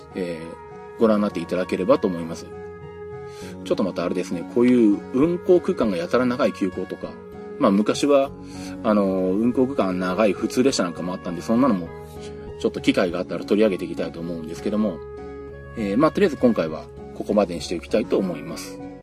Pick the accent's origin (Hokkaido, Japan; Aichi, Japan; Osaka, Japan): Aichi, Japan; Nagoya; 私地元は名古屋なんで